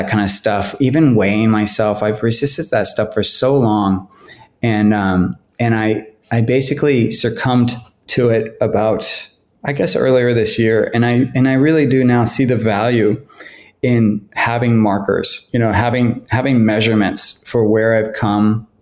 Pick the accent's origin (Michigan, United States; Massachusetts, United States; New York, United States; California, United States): California, United States; moved away as an adult; also born or lived in Los Angeles, United States; now in Portland, United States; I grew up in California